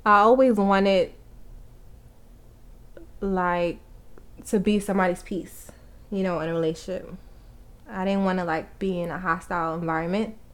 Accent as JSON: {"language": "English", "region": "New York", "country": "United States", "also_born_or_lived": "Atlanta", "said": "He always make fun of my accent. Like I don't even have an accent, but I'm from New York"}